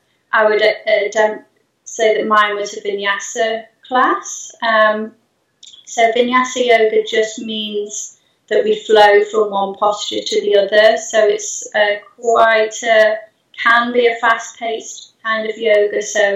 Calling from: Eastleigh, South East England, United Kingdom; I'm in Eastleigh, but I teach around Eastleigh, Chelmsford, Hedgend, all those sorts of places around here.

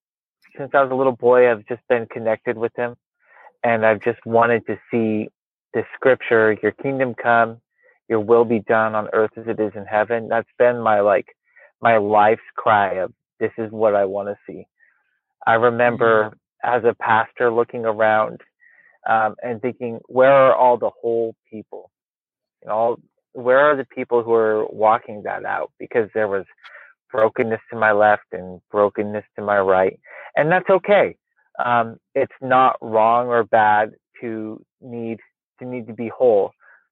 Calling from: Portland, Oregon, United States; We still have daylight. I'm in Portland, Oregon. Technically

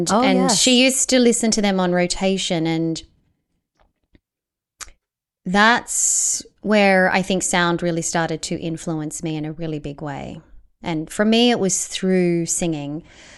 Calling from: Melbourne, Victoria, Australia; Yeah, I'm checking in from Melbourne, Australia, and it's really great

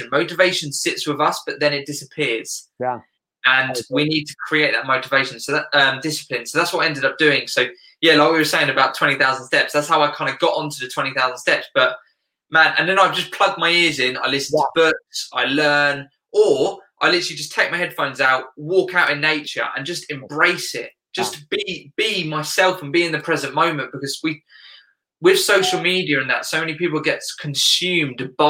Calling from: South East England, United Kingdom; Yeah, UK, right uh, south of England.

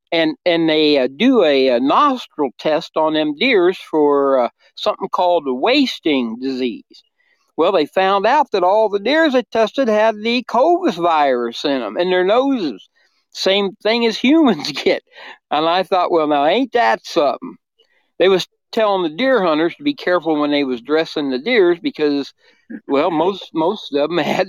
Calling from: Quincy, Illinois, United States; Quincy, Illinois.

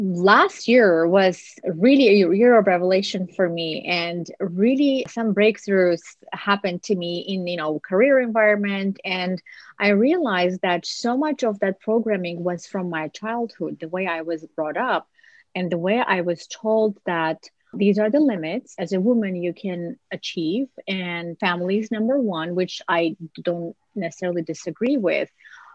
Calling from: Los Angeles, California, United States; I am in LA, Los Angeles, okay. California.

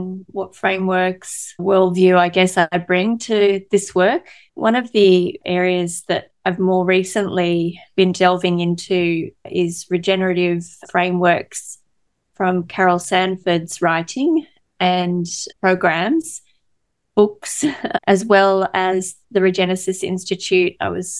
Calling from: New South Wales, Australia; I am joining from Darawal country here on the south coast of New South Wales. It's a beautiful part of Australia where the escarpment meets the ocean.

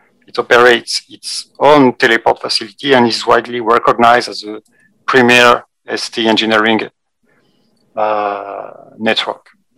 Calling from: Lyon, Auvergne-Rhône-Alpes, France; I'm Director of Technology and Standard at ATEME, and I'm streaming from Lyon, France.

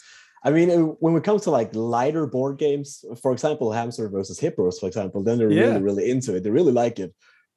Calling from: Sweden; I'm joining you from Sweden. I was about to say cold Sweden, but right now it's actually quite hot.

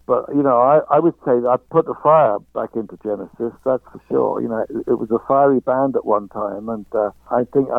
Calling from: London, United Kingdom; I'm calling from London, England.

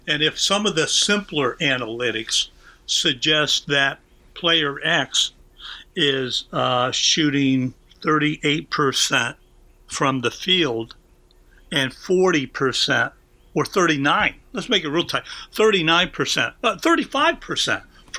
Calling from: Philadelphia, Pennsylvania, United States; I'm calling you from Philadelphia

